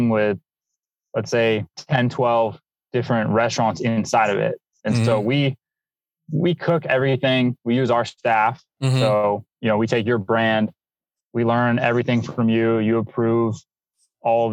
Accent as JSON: {"language": "English", "town": "San Francisco", "region": "California", "country": "United States", "tie": "born or raised there", "also_born_or_lived": "San Bruno / Denver", "said": "So my parents live in San Bruno. It's kind of where the airport is at SFO, and went to high school in the city and then went to college in Denver"}